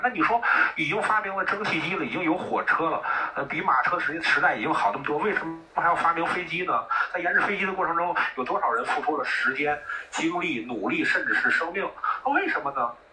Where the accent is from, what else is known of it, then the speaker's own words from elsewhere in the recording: Tianjin, China; 我们天，我们天津